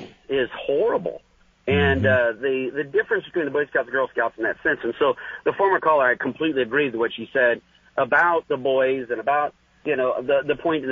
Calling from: Santa Rosa, California, United States; No, I am not Frank. I'm not Frank. … from Santa Rosa, California.

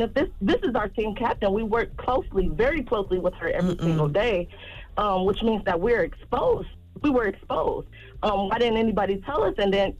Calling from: Detroit, Michigan, United States; I'm calling from Detroit, Michigan.

